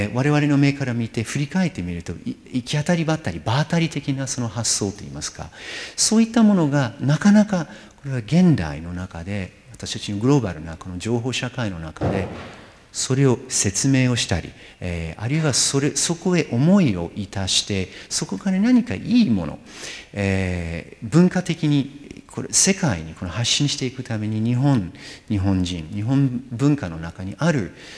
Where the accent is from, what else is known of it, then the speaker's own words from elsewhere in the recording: New York, United States; moved away; ニューヨーク私の出身地であるニューヨーク